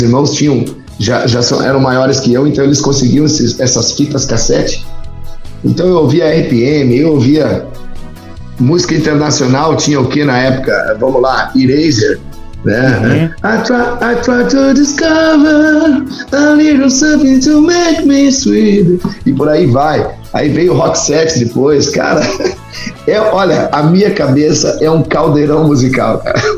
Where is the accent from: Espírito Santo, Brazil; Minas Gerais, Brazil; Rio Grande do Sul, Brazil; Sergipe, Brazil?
Rio Grande do Sul, Brazil; Tucunduva; also born or lived in Santa Rosa; eu nasci em Santa Rosa e, e logo, logo fui para Tucunduva, né? Então eu, eu, me criei, digamos assim, a, a minha infância foi em Tucunduva.